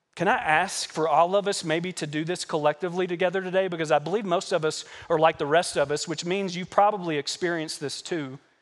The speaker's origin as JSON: {"language": "English", "region": "Kentucky", "country": "United States", "tie": "born or raised there", "also_born_or_lived": "Arizona", "moved": "yes", "said": "I'm a Kentucky boy. I grew up in Kentucky working on horse farms and tobacco farms and corn farms and hay farms"}